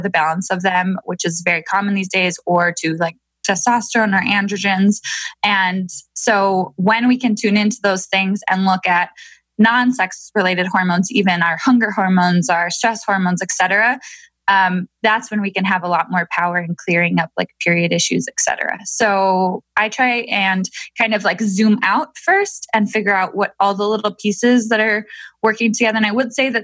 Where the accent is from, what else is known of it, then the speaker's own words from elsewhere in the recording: Minnesota, United States; now in Milwaukee, United States; I'm from Minnesota. And I now live in Milwaukee, Wisconsin